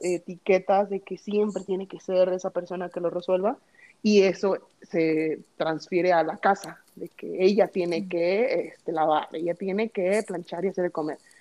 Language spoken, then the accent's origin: Spanish; Mexico; moved away; somos mexicanos